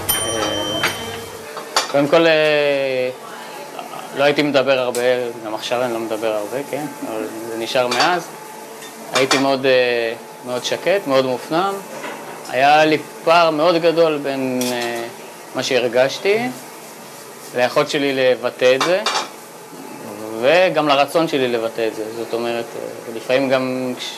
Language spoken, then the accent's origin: Hebrew; Bat Yam, Tel Aviv District, Israel; Hebrew is a second language; also born or lived in Saint-Denis, France / near Geneva, France; הגעתי לארץ בכיתה ג' לבת ים